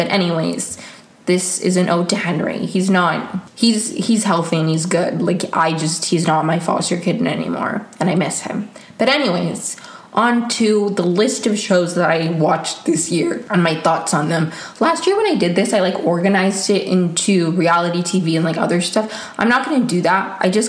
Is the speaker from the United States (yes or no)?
no; Venezuela; born there; English is a second language; I was born in Venezuela and I do speak Spanish, but I feel like I wouldn't say I've lost it, but I do, it's not as good as it used to be.